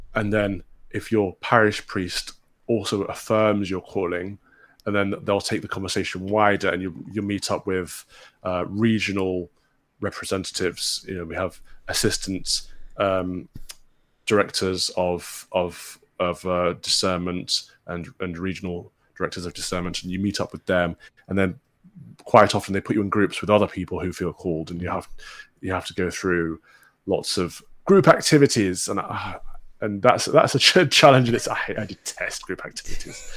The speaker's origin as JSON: {"language": "English", "town": "Mansfield", "region": "East Midlands", "country": "United Kingdom", "tie": "born or raised there", "said": "I'm from the Midlands, a former miners' town called Mansfield, which is in Robin Hood country. Um, grew up, you know, playing around in Sherwood Forest"}